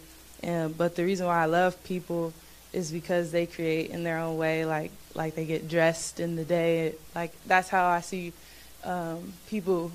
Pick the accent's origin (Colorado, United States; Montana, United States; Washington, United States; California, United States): California, United States; Torrance; I was born in Torrance, California